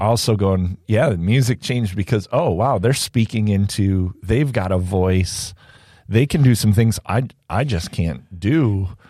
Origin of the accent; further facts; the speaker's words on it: Indiana, United States; I grew up in Indiana